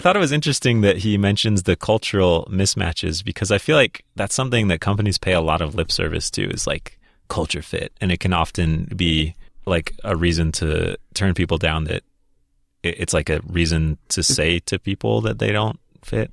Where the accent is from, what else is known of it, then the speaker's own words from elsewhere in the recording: Minnesota, United States; I grew up in Minnesota